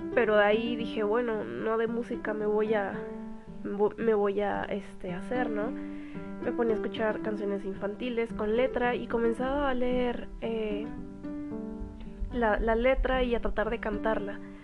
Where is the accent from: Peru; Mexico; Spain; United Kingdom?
Mexico; also born or lived in Cuernavaca, Morelos; soy de México